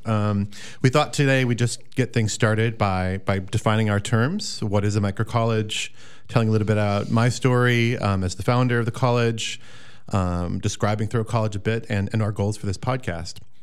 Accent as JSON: {"language": "English", "area": "the Driftless region", "region": "southwestern Wisconsin", "country": "United States", "tie": "born or raised there", "said": "I'm a local here of southwestern Wisconsin, the Driftless region. Um, grew up on a, a dairy farm, classic Wisconsin dairy farm"}